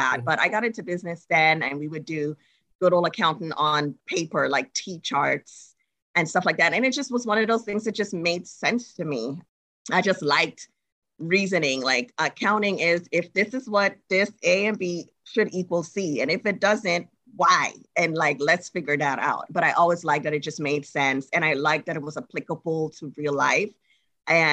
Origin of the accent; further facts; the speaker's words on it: Trinidad & Tobago; now in United States; I'm originally from Trinidad and Tobago. And when I was there, when I go to high school